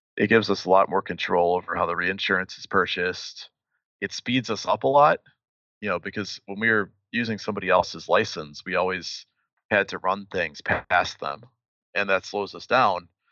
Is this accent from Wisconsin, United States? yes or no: yes; Milwaukee, Wisconsin, United States; moved away as an adult; now in Chicago, United States; I grew up in Milwaukee